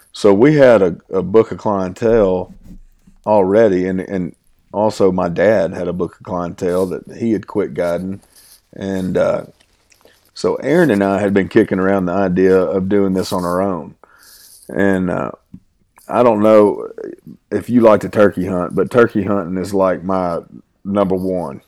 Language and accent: English; Southeast Arkansas, United States; now in Oklahoma, United States; I'm from Southeast Arkansas. I'm, my family farms in Dumas, Arkansas.